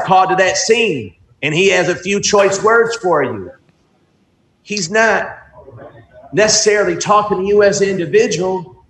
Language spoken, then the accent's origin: English; Detroit, Michigan, United States; I'm a kid born and raised in Southwest Detroit. Went to Holy Redeemer right down the street. Detroiter my whole life.